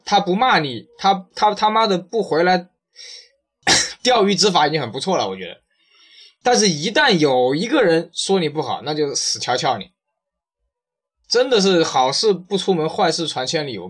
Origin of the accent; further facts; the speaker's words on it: China; 我觉得，我觉得我们中国人应该把事情放在这种上面，就是真正的创新上。